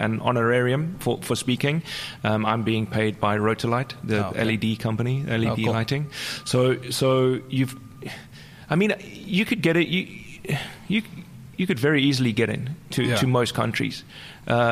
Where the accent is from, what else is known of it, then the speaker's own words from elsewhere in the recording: South Africa; first language English; moved away; also born or lived in Amsterdam; I'm from South Africa, so I know what corruption's about.